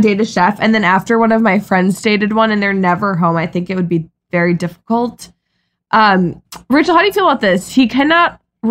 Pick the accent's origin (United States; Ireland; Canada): United States; Midwest; I'm from the Midwest.